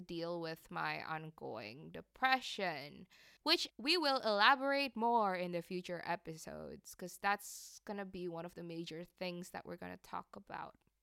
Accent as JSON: {"language": "English", "region": "Jakarta", "country": "Indonesia", "tie": "born or raised there", "also_born_or_lived": "New York", "moved": "as an adult", "said": "I grew up in Jakarta."}